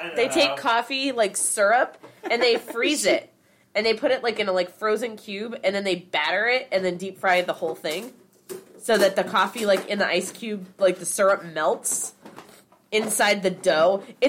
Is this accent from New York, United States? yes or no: no; California, United States; moved away; when I grew up in California